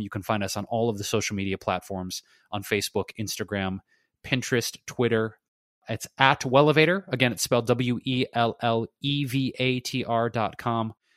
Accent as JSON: {"language": "English", "town": "Detroit", "region": "Michigan", "country": "United States", "tie": "born or raised there", "moved": "yes", "said": "I don't know what to say about Detroit other than, uh, props to my hometown."}